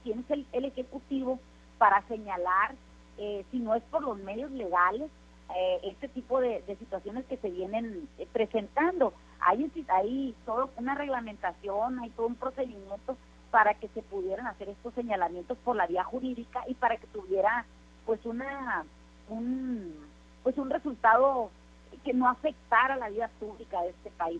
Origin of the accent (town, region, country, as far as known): Mexico